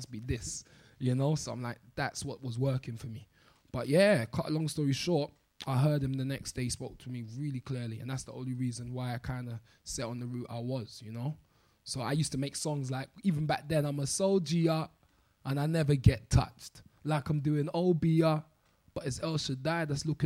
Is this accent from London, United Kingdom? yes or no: yes; London, United Kingdom